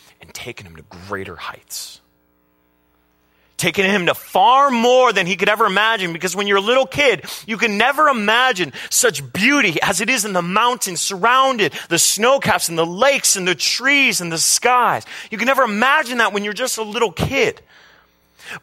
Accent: Carpinteria, California, United States; we grew up in Carpinteria, California, near the beach

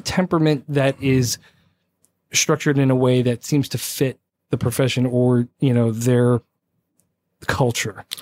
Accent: South Plainfield, New Jersey, United States; born raised Jersey

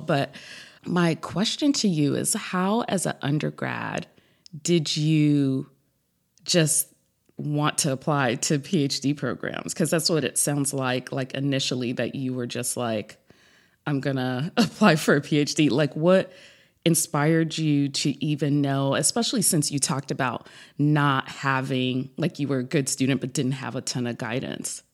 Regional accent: New York, United States; now in South Florida, United States; I'm originally from New York, but now live in South Florida

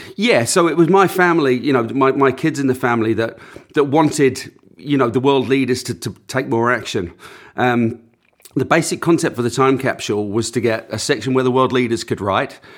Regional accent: Auckland, New Zealand; moved away as an adult; also born or lived in north of England; now in England, United Kingdom; growing up, we grew up on the outskirts of Auckland

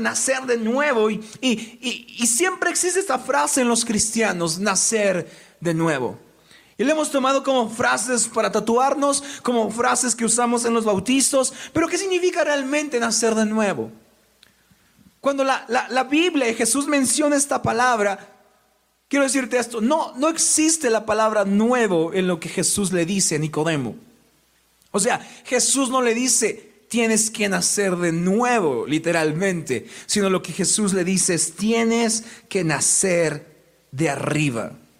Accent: Mexico; como personas mexicanas. Y me refiero no solo a Tlaxcala, porque nuestra familia extendida nos ve en muchos lados de México

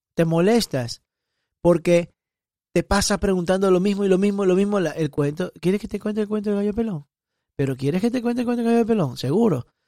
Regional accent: Guayaquil, Guayas, Ecuador; now in Miami, United States; Soy guayaco, guayaquileño de Ecuador. Y vivo acá en Estados Unidos, en Miami

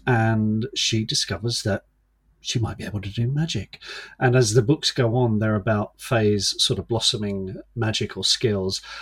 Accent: London, United Kingdom; now in Kent, United Kingdom; I was born in London, grew up in the suburbs

